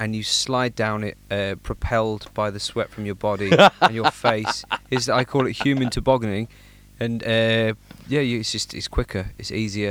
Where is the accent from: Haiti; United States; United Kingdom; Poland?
United Kingdom; England; I am actually English.